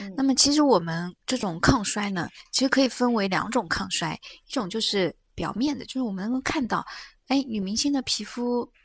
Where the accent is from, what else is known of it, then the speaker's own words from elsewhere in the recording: China; 就以前因为我们中国人。包括我们亚洲人，因为解剖学的原因